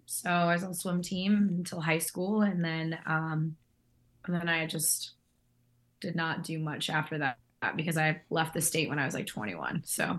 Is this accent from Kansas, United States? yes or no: yes; Kansas side, Kansas City suburb, United States; moved away; also born or lived in Las Vegas; So I'm not from Kansas City, Kansas. I am from Kansas City, a suburb on the Kansas side. So like south. Essentially of Kansas City.